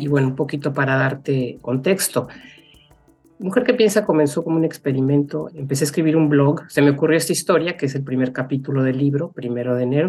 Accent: Mexico City, Mexico; moved away as an adult; also born or lived in Monterrey, Mexico / Chicago, United States; now in United States; yo nací en Monterrey, pero me crié en la Ciudad de México

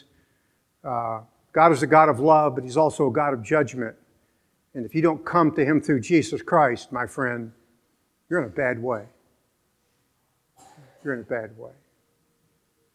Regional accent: Venezuela; moved away; I was born in Venezuela.

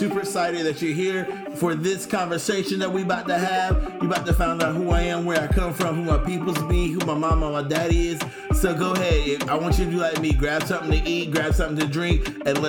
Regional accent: Goldston, North Carolina, United States; I am from Goldston, North Carolina

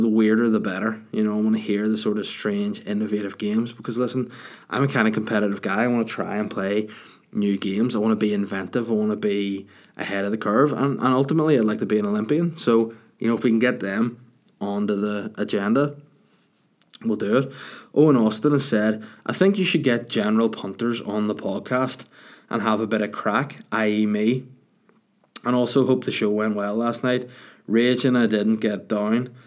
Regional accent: Bangor, Northern Ireland, United Kingdom; the Salty Dog in my hometown of Bangor

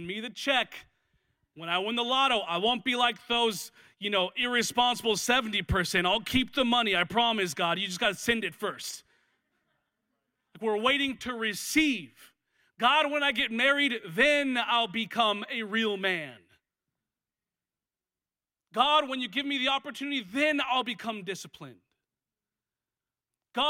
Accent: Washington, United States; now in Los Angeles, United States; I'm from Washington

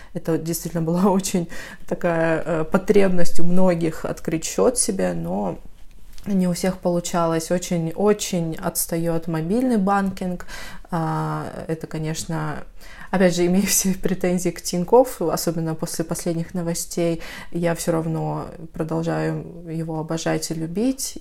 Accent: North Caucasus, Adygea, Russia; moved away as an adult; also born or lived in Moscow; я из Адыгеи, Северного Кавказа

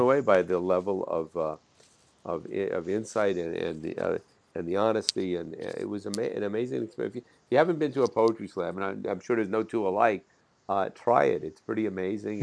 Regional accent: Jersey City, New Jersey, United States; I'm from Jersey City across the river

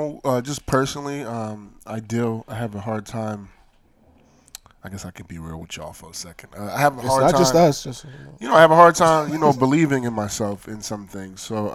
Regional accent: Nigeria; being a Nigerian man

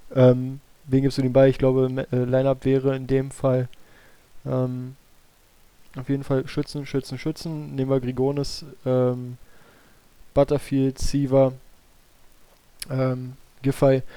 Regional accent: Berlin, Germany; für mich als Berliner

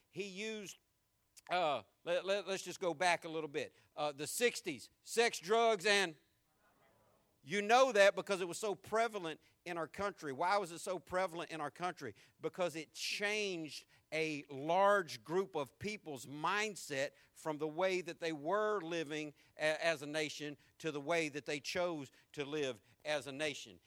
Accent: Jacksonville, Florida, United States; accent: country; also born or lived in San Diego, California / England; I learned to talk like this on the west side of Jacksonville

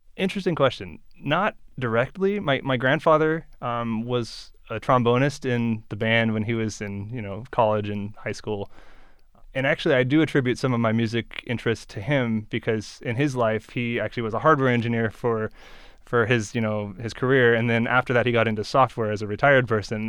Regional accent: Beaverton, Oregon, United States; also born or lived in Eugene, Oregon; my hometown is Beaverton

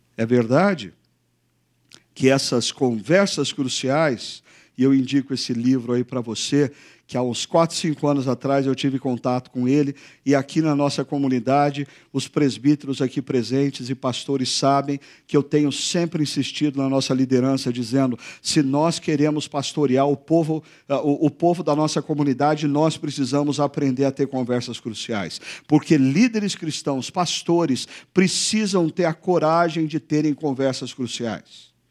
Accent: Brazil; Nós brasileiros

